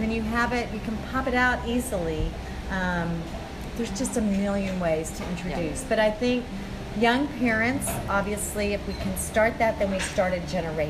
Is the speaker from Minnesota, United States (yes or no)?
yes; Minnesota, United States; accent: Minnesota; He was from Minneapolis, Minnesota, and so you can see that in my accent there, Minnesota.